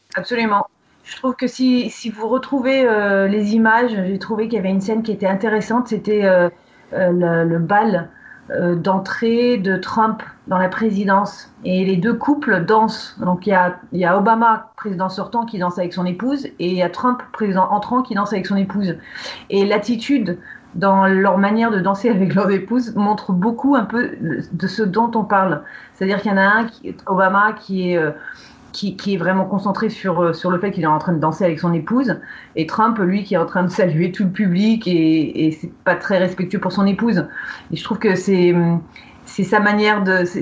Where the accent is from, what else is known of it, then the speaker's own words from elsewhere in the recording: Napa Valley, Northern California, United States; moved away; j'ai grandi dans la vallée de Napa, qui est connue pour son vin